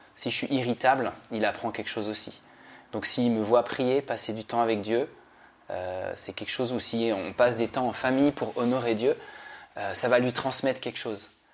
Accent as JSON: {"language": "French", "country": "Switzerland", "also_born_or_lived": "Paris", "moved": "yes", "said": "moi je viens de Suisse"}